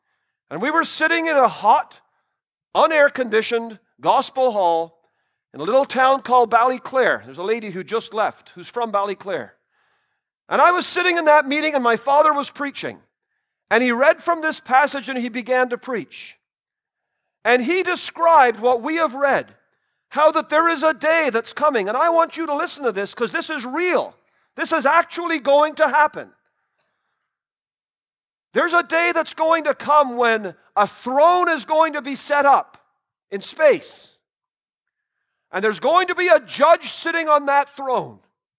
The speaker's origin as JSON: {"language": "English", "country": "Trinidad & Tobago", "tie": "born there", "said": "But I was born in Trinidad. My parents were missionaries there."}